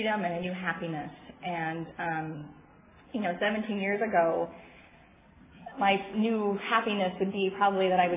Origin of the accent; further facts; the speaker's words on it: San Diego, California, United States; I am from San Diego